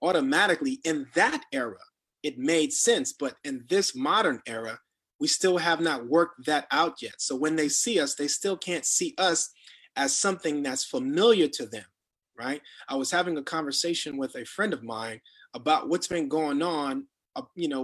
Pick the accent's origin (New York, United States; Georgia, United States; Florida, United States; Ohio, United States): Florida, United States; South; moved away; a Black man in America, growing up in South Florida, having an opportunity to live outside of Florida